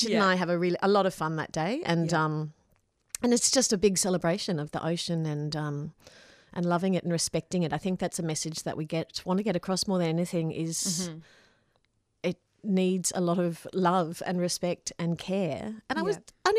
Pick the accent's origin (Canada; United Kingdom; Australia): Australia; Queensland; I grew up in Queensland